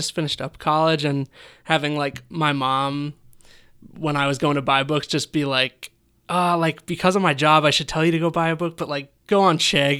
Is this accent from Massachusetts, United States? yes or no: no; Portsmouth, New Hampshire, United States; born or raised there; also born or lived in Homer, New York